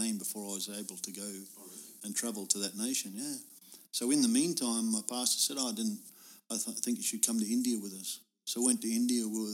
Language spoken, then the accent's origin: English; Australia; I'm just from Australia.